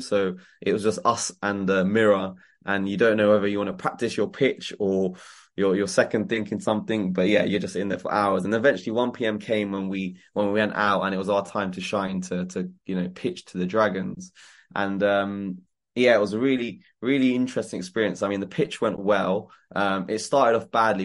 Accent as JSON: {"language": "English", "town": "Croydon", "region": "London", "country": "United Kingdom", "tie": "born or raised there", "said": "growing up in Croydon gave me the hunger"}